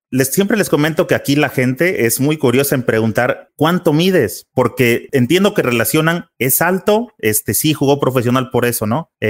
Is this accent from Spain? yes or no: no; Guadalajara, Jalisco, Mexico; yo nací aquí en Guadalajara